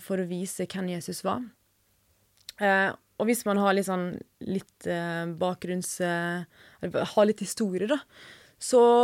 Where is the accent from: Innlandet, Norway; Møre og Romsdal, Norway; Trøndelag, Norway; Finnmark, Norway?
Møre og Romsdal, Norway; Sykkylven; moved away as an adult; now in Oslo, Norway; Jeg kommer fra Sunnmøre, nærmere bestemt Sykkylven.